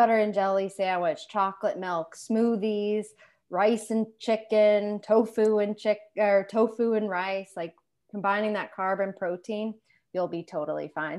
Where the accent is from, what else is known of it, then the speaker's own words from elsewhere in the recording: Western Massachusetts, United States; also born or lived in Maine / Boston area; born and raised Western Massachusetts